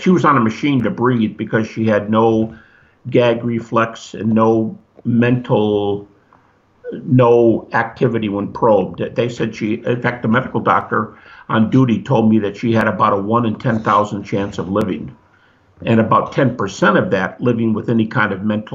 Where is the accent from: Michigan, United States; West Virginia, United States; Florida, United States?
Michigan, United States; Detroit; I'm from Detroit, you know, drag racing capital